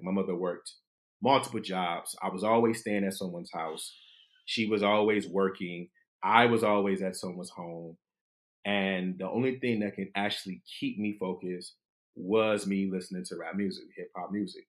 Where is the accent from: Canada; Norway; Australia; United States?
United States; Detroit, Michigan; moved away as an adult; also born or lived in Washington, D.C.; I'm a kid from Detroit